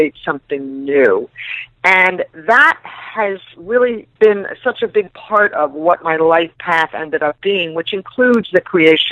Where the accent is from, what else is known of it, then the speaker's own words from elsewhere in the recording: New York City, New York, United States; I am from New York City, born and raised